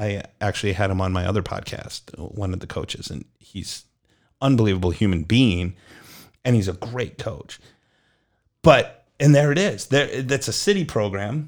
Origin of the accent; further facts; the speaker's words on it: Illinois, United States; moved away as an adult; also born or lived in Minnesota / Mississippi; now in North Texas, United States; I grew up in Illinois